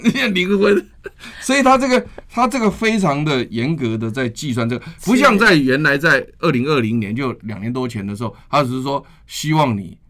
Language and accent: Chinese; Taiwan; 以我们台湾人来讲啊， 嗯 我们比较客气，台湾人真的很客气啊。